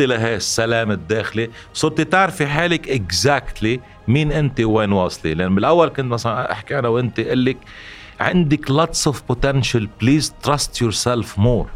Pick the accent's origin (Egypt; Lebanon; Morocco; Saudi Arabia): Lebanon; نحن كلبنانيين